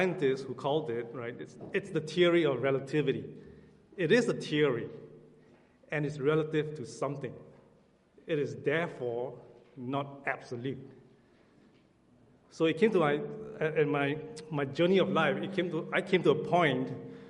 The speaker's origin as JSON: {"language": "English", "country": "Singapore", "moved": "yes", "said": "I'm from Singapore"}